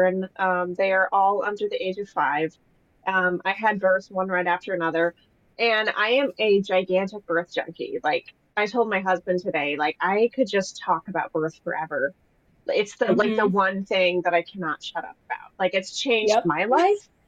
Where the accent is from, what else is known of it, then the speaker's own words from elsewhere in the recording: Tucson, Arizona, United States; moved away as an adult; now in Wilmington, United States; I'm originally from Tucson, Arizona.